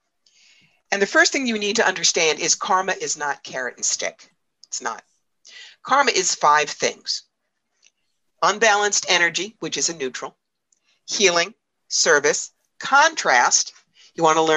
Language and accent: English; New York, United States; I'm from New York